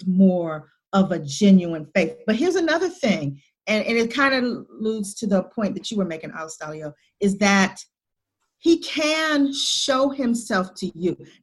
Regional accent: the South of the United States, United States; I'm from the South of the United States

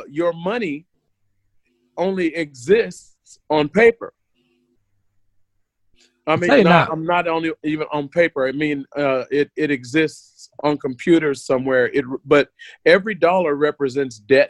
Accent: United States; moved away; When I was growing up in the States

